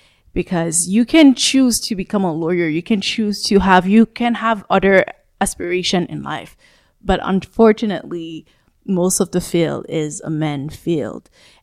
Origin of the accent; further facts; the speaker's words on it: Canada; Growing up in Canada, we can say we have the choice to choose the field that we want.